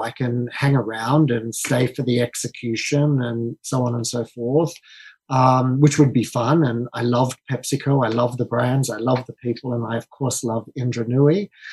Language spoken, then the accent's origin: English; Australia; moved away as an adult; also born or lived in London; I'm Australian, as uh, you can tell by my accent